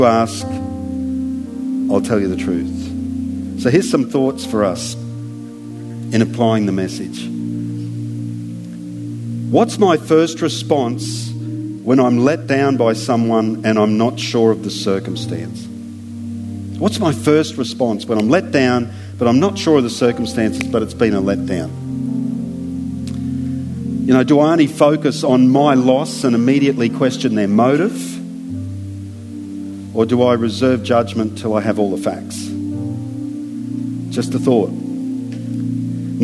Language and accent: English; Australia; as an Aussie